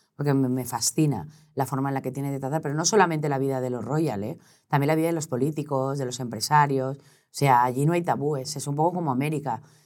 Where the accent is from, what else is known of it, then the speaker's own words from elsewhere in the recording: Valencia, Valencian Community, Spain; also born or lived in Sueca; now in Madrid, Spain; Es que los valencianos somos un poco así, ¿eh? soy valenciana